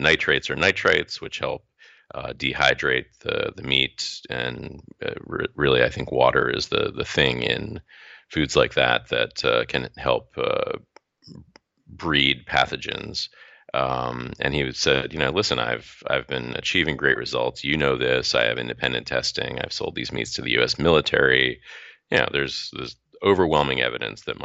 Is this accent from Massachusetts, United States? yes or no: yes; North Shore of Massachusetts, United States; I'm from the North Shore of Massachusetts